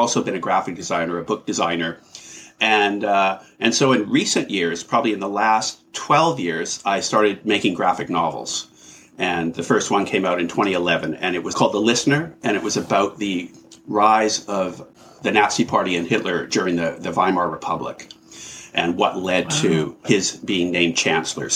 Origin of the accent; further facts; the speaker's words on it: Vancouver, British Columbia, Canada; I grew up in Vancouver, Canada, in a working class family